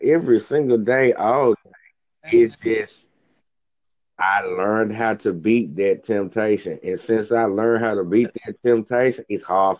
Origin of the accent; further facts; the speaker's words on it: Memphis, Tennessee, United States; from Memphis, so it's rough down here.